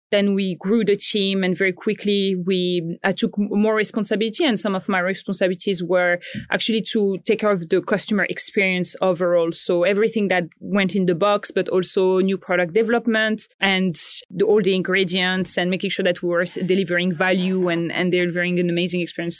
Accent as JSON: {"language": "English", "country": "Morocco", "tie": "born or raised there", "also_born_or_lived": "Paris, France", "moved": "as an adult", "lives_now": "Australia", "said": "I grew up in Morocco and then I studied in France"}